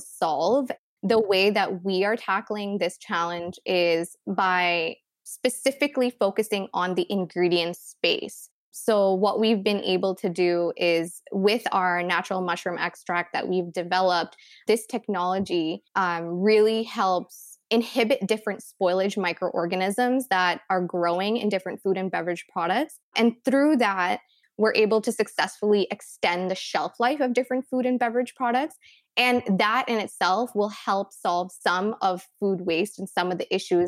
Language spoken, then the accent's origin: English; Fredericton, New Brunswick, Canada; also born or lived in India; So I immigrated from India to Canada when I was 10 years old. I grew up in Fredericton, New Brunswick